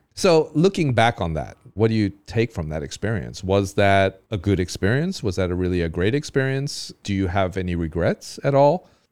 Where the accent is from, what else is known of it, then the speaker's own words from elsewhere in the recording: California, United States; now in Taiwan; I grew up in California